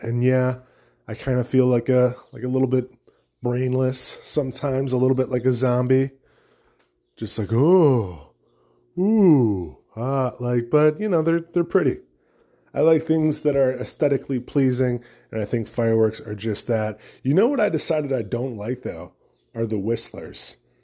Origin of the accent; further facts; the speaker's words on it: United States; As an American